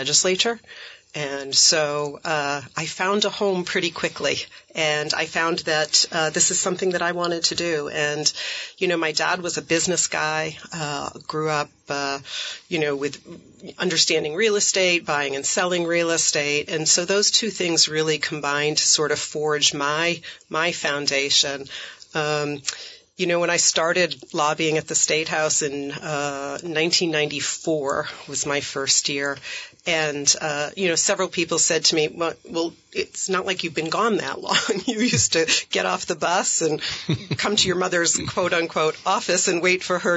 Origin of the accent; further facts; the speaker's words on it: Middlesex, Vermont, United States; also born or lived in Ohio / China; I grew up in central Vermont. I grew up in Middlesex.